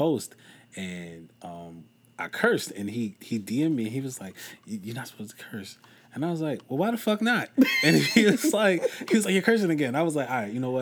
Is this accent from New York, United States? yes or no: yes; New York City, New York, United States; moved away as an adult; now in Long Island, United States; I'm from South Jamaica, Queens. I recently migrated to Long Island